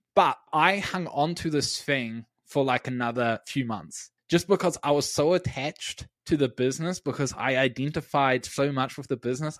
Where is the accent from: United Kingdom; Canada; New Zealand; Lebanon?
New Zealand; Wellington; my hometown in Wellington